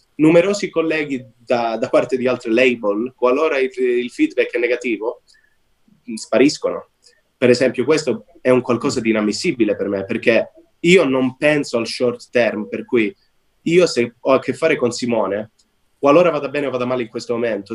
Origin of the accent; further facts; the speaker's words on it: Calabria, Italy; moved away; ho lasciato l'Italia perché originariamente sono calabrese